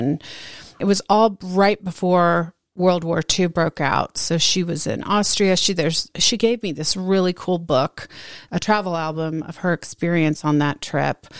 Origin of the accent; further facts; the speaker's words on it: Dallas, Texas, United States; I grew up very insulated in Dallas.